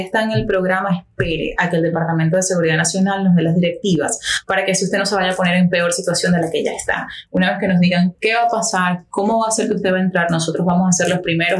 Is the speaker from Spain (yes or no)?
no; Maturín, Monagas, Venezuela; now in Miami, United States; yo soy de Venezuela, como mucha gente ya sabe y de repente sienten por el acento.